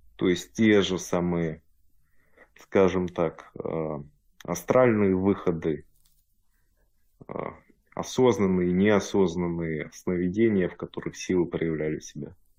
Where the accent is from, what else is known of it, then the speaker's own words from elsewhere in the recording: Russia; now in Germany; Родом я из России, живу в Германии.